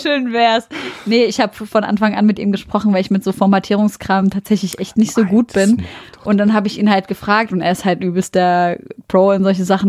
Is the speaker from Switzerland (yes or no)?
no; Syria; now in Germany; ich bin aus Syrien